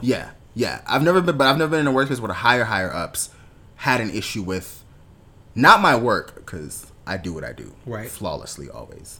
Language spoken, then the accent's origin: English; Jamaica; being Jamaican uh, West Indian, but Jamaican specifically